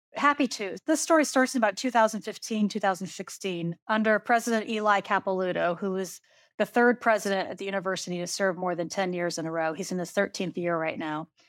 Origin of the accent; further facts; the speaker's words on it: Iowa, United States; now in Kentucky, United States; she's from my hometown. We are from the exact same hometown. And it might be kind of interesting to know that when I learned how to play women's basketball, we were still playing six on six in Iowa